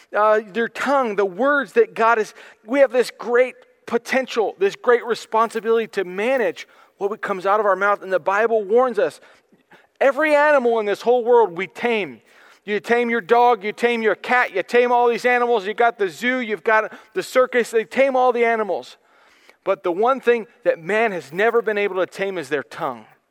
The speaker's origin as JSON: {"language": "English", "country": "United States", "said": "I am an American. I am glad to be an American."}